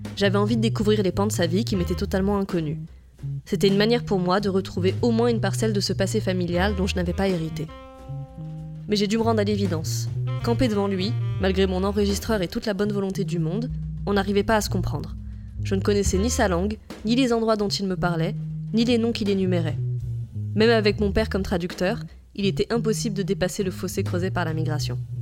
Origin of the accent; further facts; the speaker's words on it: France; first language French; moved away as an adult; now in Tunisia; Je suis né en France, j'ai grandi en France, ma langue maternelle est le français